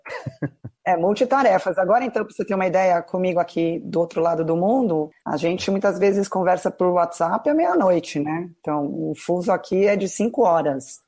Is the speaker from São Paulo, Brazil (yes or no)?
yes; São Paulo, Brazil; sou paulistana